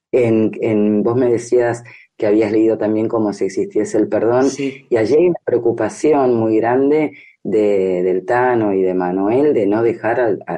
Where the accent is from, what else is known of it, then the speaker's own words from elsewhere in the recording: Argentina; como argentinos particularmente nos interpela, ¿no?